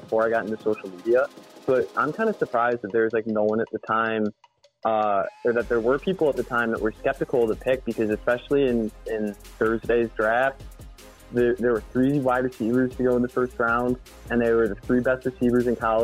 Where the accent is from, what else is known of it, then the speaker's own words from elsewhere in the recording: Chicago, Illinois, United States; we're from Chicago